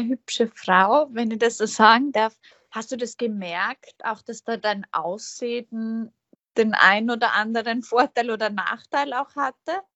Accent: Feldbach, Styria, Austria; So wie ich ist sie in Fellbach geboren

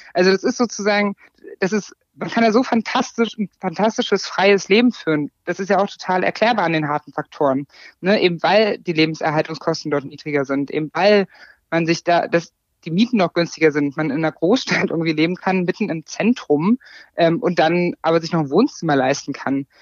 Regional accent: East Germany, Germany; dann bin ich ja auch ein Ossi, weil ich komme ja

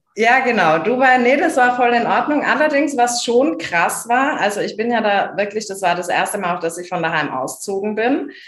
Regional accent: small Bavarian village, Germany; first language German; kleines bayerisches Dorf

